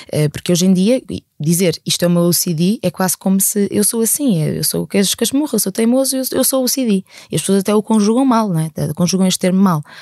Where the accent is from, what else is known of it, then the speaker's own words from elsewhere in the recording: Algarve, Portugal; eu sou do Algarve. Eu sou do Algarve, mas é que não sou de Faro, eu sou aqui de uma terrazinha muito perdida.